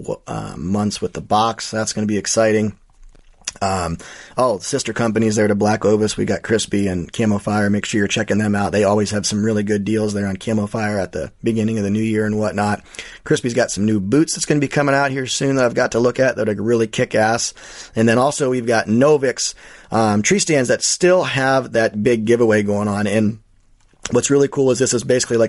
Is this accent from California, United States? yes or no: no; Ohio, United States; the Buckeye State, my home state